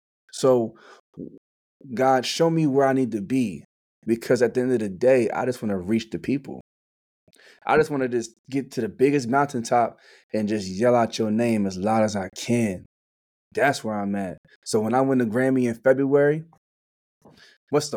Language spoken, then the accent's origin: English; Mays Landing, New Jersey, United States; moved away; also born or lived in Atlantic City, New Jersey; I'm from Mays Landing, New Jersey. So that's South Jersey